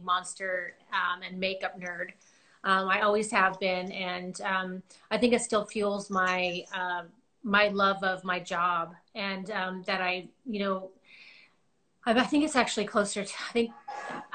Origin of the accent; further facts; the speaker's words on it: Agoura Hills, California, United States; I grew up here in Agora in Southern California